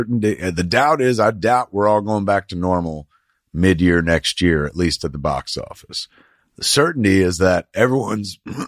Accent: East Coast, United States; now in Hollywood, United States; We came from the East Coast, and then we worked real hard and climbed ladders, and now we live in Hollywood, the land of dreams.

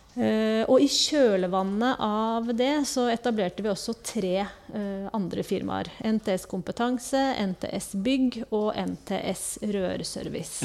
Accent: Kristiansund, Møre og Romsdal, Norway; moved away as an adult; also born or lived in Trondheim / Oslo / Bergen / Ål, Hallingdal; now in Sandefjord, Norway; Egentlig så er jeg fra Kristiansund

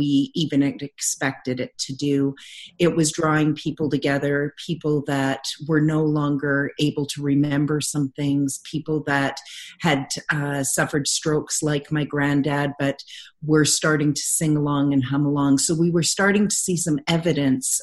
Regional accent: Lower Mainland, British Columbia, Canada; moved away as an adult; now in Calgary, Canada; graduating from my hometown in Lower Mainland, British Columbia, to moving to Calgary for my internship. And I just have never left here.

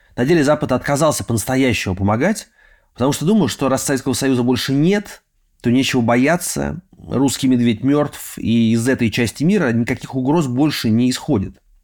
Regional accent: Russia; А я из России, почти всю жизнь прожил в России

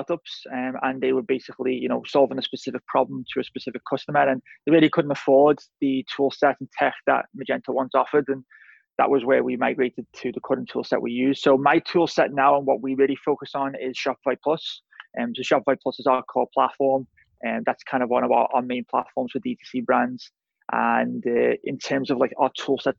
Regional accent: Liverpool, North West England, United Kingdom; moved away as an adult; I'm originally from Liverpool, England, moved here 2009

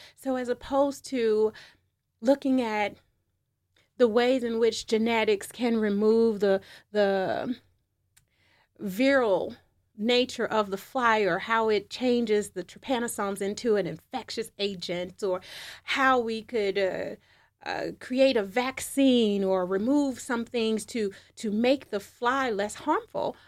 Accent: United States; being American

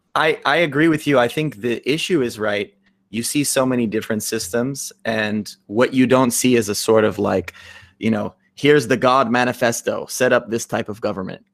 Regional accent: United States; you and I grew up in the United States

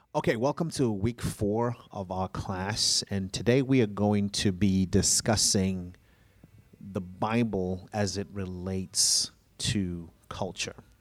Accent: Zimbabwe; moved away; I grew up in Zimbabwe

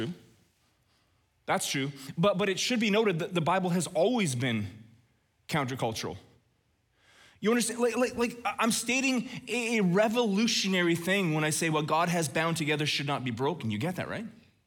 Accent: Red Deer, Alberta, Canada; growing up in Red Deer

